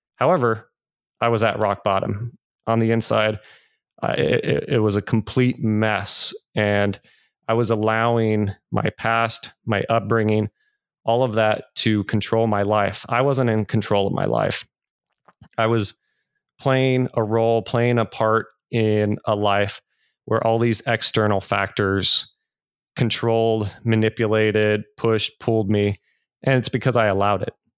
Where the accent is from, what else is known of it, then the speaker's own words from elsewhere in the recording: Northern California, United States; I grew up in Northern California, wonderful, loving family